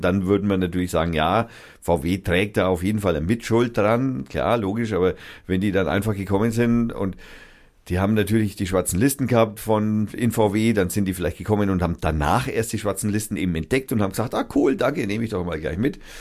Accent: Germany; als Deutscher

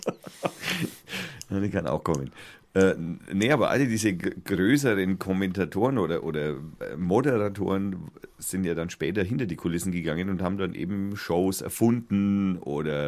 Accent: Germany; ich bin ja Deutscher

